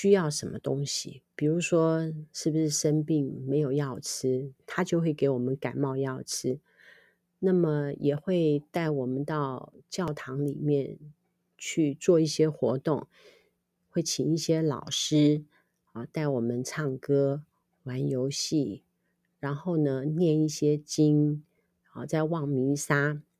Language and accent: Chinese; Liugui, Kaohsiung, Taiwan; now in Nankan, Taiwan; 那么我们现在住在南崁是比较没有啦哈，但是在我们乡下六龟那个地方，据我所知，它还是有的。